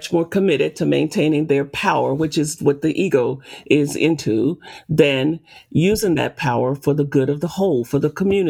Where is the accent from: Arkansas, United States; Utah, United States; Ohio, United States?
Arkansas, United States; I grew up picking cotton in Arkansas